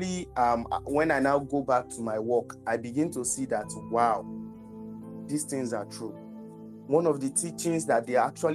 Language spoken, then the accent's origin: English; Lagos, Nigeria; I was born in Lagos, but I don't really used to go outside, or I don't used to explore Lagos that much